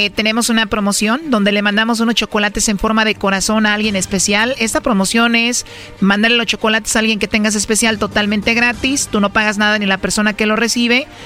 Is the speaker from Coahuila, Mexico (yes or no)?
no; Michoacán, Mexico; yo soy michoacano, que monto puros toros, pura lumbre